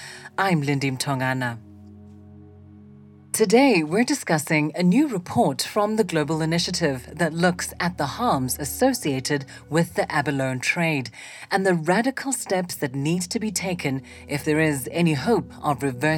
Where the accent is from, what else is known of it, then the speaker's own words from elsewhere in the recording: South Africa; I'm South African. I've spent my whole life in the country